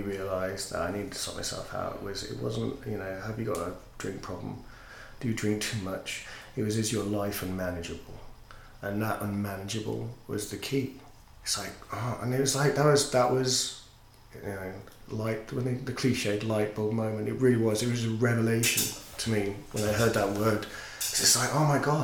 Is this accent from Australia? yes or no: no; Yorkshire and the Humber, United Kingdom; I'm a Yorkshireman